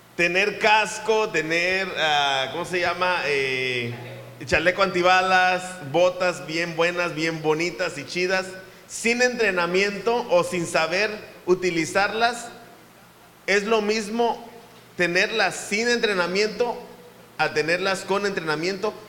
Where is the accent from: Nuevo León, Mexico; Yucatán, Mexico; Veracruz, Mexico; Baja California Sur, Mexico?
Veracruz, Mexico; Papantla; Somos papantecos de corazón